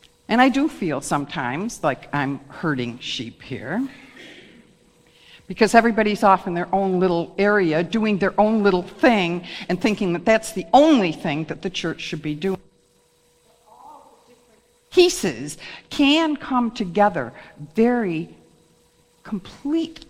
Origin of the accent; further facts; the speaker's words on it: Wales, United Kingdom; I'm a Welsh person.